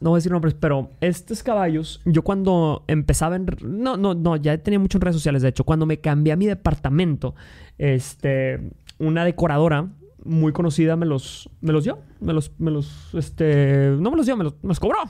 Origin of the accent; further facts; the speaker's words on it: Mexico; Yo soy de México